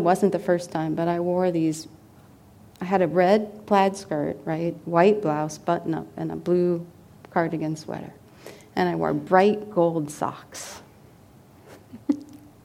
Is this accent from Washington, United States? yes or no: yes; Seattle, Washington, United States; moved away; I'm from Seattle, Washington, initially, and pretty much all of my family that I'm close to is in that area